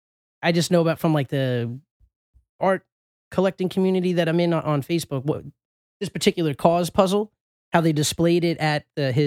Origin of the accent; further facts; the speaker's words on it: New York, United States; moved away; when I moved away from New York